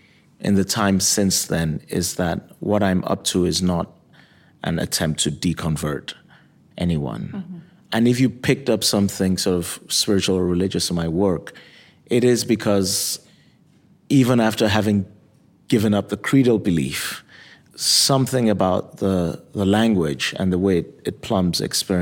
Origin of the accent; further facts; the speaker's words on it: Nigeria; also born or lived in Michigan, United States; now in Kalamazoo, United States; So when I was born in Michigan, I was baptized there. I was in Nigeria for 17 years, and in the interim, I got even more religious than what my upbringing was.